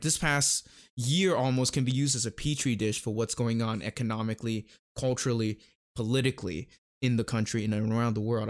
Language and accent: English; Thailand; now in United States; I am from Thailand